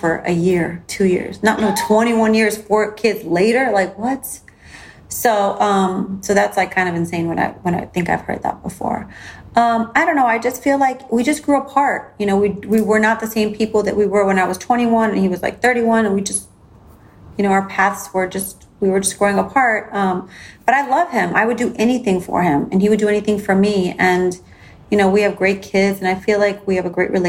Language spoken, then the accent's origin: English; Chicago, Illinois, United States; now in Miami, United States; growing up in Chicago, I had like two different like upbringings